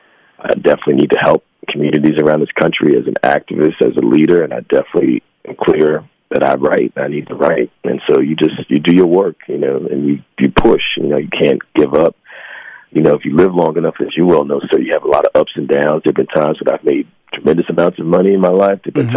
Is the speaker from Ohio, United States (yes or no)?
no; New Jersey, United States; born there; now in New York, United States; Well, Jersey. And I've lived in New York for almost 30 years.